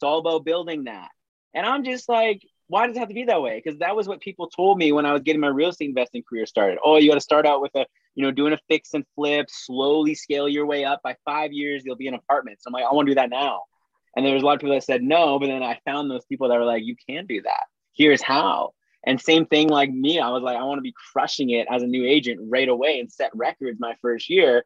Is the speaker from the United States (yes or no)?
no; Saskatchewan, Canada; I'm from Saskatchewan, Canada. So small town, like farmers, like it's very small